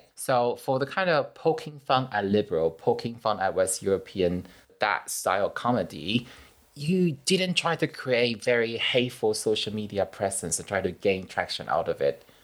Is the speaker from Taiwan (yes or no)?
yes; Taiwan; I'm from Taiwan